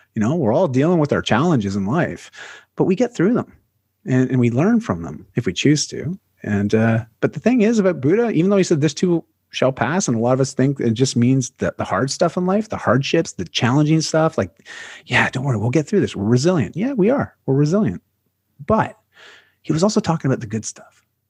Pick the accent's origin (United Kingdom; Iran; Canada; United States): Canada; I'm, I'm a Canadian